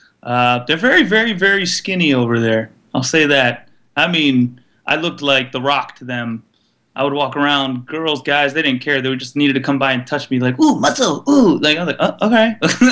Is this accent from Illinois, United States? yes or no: no; South Florida, United States; moved away as an adult; also born or lived in Glen Cove, Long Island, New York; now in Los Angeles, United States; I've been living in L.A. a few years now, about 7 years, and grew up here in South Florida, born in New York.